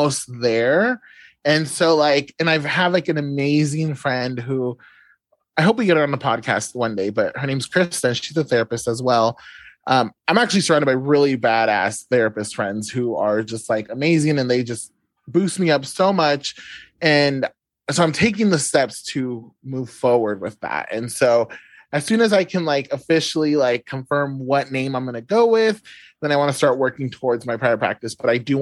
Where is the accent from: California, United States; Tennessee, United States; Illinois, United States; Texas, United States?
California, United States; now in Oklahoma, United States; I'm from California